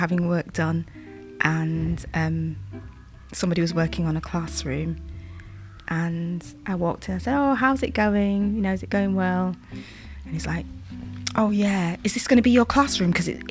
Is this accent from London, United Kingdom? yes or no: no; Yorkshire and the Humber, United Kingdom; I'm from Yorkshire